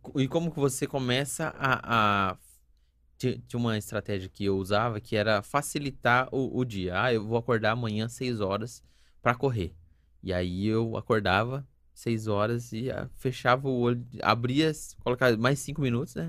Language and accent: Portuguese; Sumaré, São Paulo, Brazil; Eu não sou nascido, mas eu sou criado em Sumaré